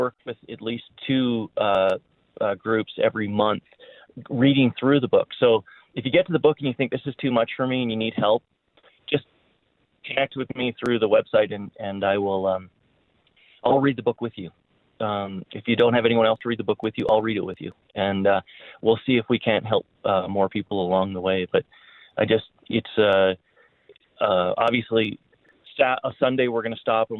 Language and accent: English; Canada; also born or lived in Winnipeg; now in Colorado, United States; I was born in Canada